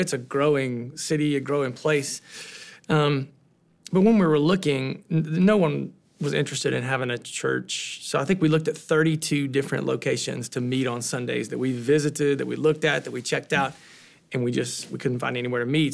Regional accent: Southern Ohio, United States; now in Columbus, United States; I'm from Southern Ohio, which is about two and a half hours south of there

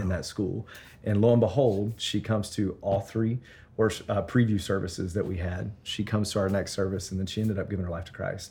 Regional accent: Memphis, Tennessee, United States; moved away as an adult; now in Denver, United States; I'm from Memphis, Tennessee originally.

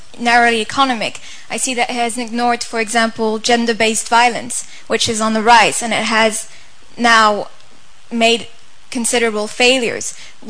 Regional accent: South Africa; I grew up in South Africa

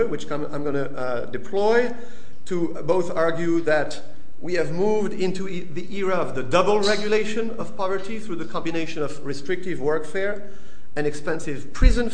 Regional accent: southern France, France; moved away; my hometown in southern France

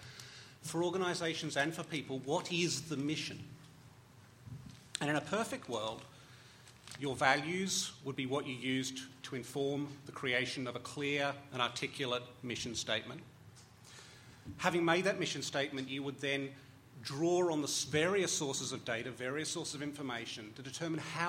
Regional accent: Australia; as an Australian

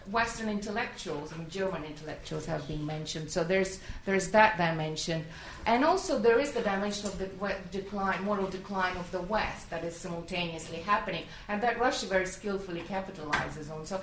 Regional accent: Syria; English is a second language; Um, I'm from Syria.

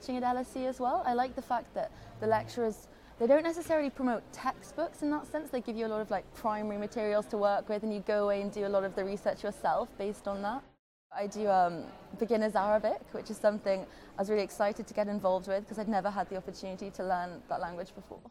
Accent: Durham, North East England, United Kingdom; moved away as an adult; now in London, United Kingdom; I'm from Durham, which is obviously a very small city

